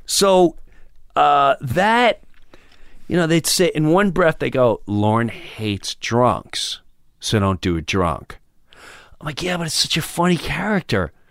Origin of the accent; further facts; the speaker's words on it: Long Island, New York, United States; moved away; also born or lived in Florida; I grew up in Long Island, and Long Island, I started in high school in rock clubs.